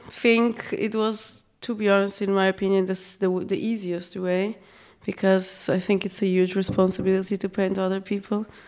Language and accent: English; Portugal; now in Austria; I come from Portugal